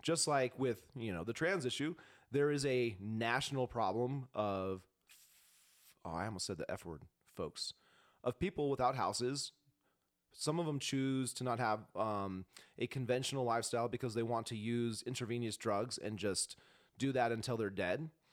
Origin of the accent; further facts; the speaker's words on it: Spokane, Washington, United States; now in Montana, United States; I'm not from Montana. I was born in Spokane